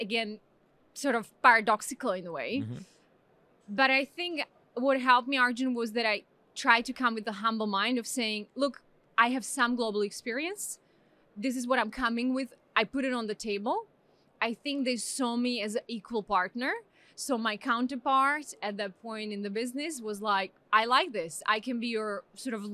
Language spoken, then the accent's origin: English; Slovakia; moved away as an adult; now in Pakistan; I come from Slovakia.